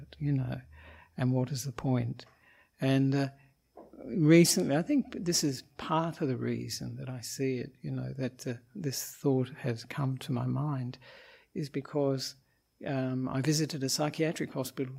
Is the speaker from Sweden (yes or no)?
no; Australia; moved away as an adult; also born or lived in Sri Lanka; I'm an Australian monk